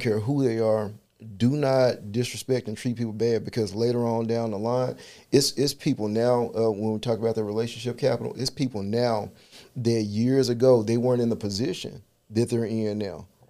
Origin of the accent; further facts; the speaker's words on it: Memphis, Tennessee, United States; I'm from South Memphis